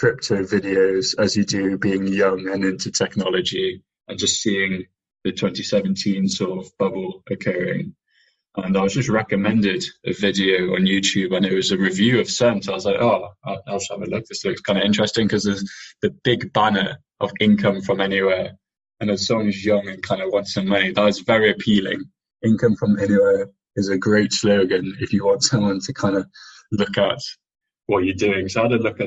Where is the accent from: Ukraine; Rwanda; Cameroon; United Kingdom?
United Kingdom; England; I'm from England